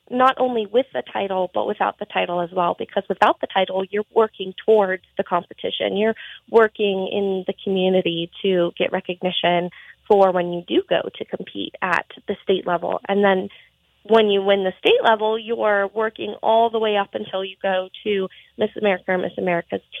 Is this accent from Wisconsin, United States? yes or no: no; Montana, United States; I think a lot of it is there isn't a lot for youth to do in Montana. Um, just because we are very spread out